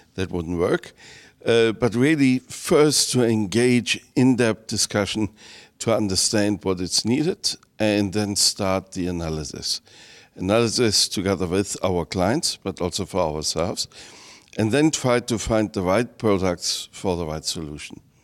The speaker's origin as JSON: {"language": "English", "country": "Germany", "said": "I come from Germany, 80 million"}